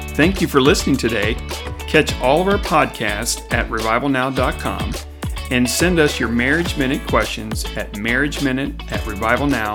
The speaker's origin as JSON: {"language": "English", "region": "Midwest", "country": "United States", "said": "we're from the Midwest"}